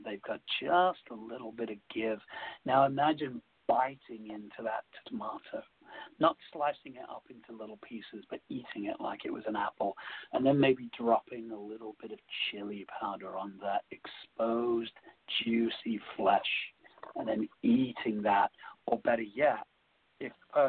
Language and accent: English; England, United Kingdom; you know, I am English, and there are some traditional English foods that I still love to eat.